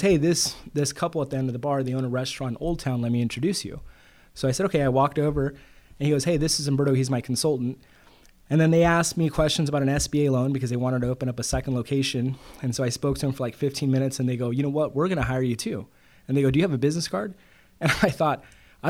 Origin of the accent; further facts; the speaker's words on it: Bakersfield, California, United States; moved away as an adult; also born or lived in Santa Ana, California / Guadalajara, Mexico (ancestry); now in San Diego, United States; I grew up in Bakersfield